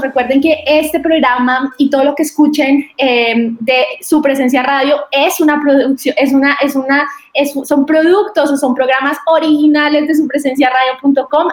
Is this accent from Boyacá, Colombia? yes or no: yes; Boyacá, Colombia; soy de Boyacá, soy boyacense